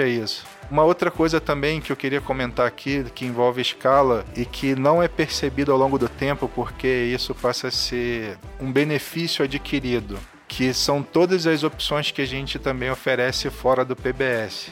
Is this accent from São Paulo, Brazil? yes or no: no; Brasília, Federal District, Brazil; now in Rio de Janeiro, Brazil; Eu nasci lá em Brasília, eu moro no Rio e trabalho aqui